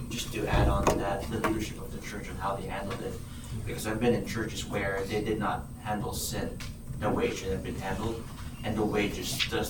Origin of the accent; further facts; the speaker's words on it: Wisconsin, United States; I am from Wisconsin, guys.